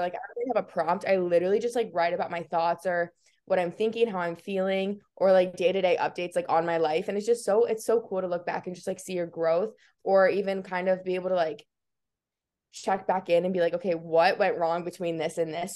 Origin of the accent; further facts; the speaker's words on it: Iowa, United States; I was born and raised in Iowa, which everyone thinks is so crazy, um, but I kinda love it. I'm, like, a very proud Iowan